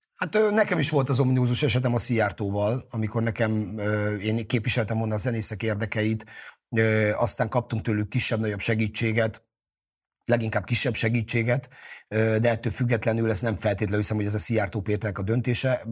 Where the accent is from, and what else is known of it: Hungary